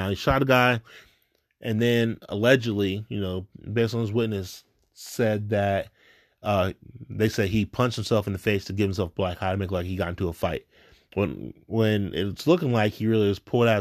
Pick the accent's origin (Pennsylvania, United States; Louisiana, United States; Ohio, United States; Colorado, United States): Ohio, United States; West Carrollton; I was growing up in West Carrollton and close to Moraine